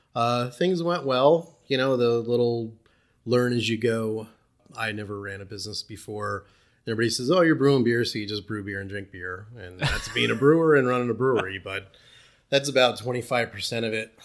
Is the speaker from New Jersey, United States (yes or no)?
yes; New Jersey, United States; moved away as an adult; now in East Berne, NY, United States; I grew up in North Jersey.